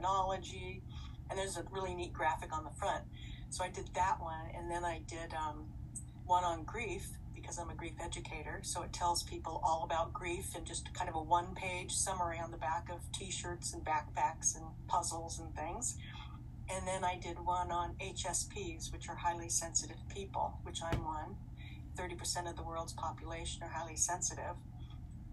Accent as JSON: {"language": "English", "town": "Los Angeles", "region": "California", "country": "United States", "tie": "born or raised there", "said": "I was born in the Queen of Angels Hospital in Los Angeles, the City of Angels."}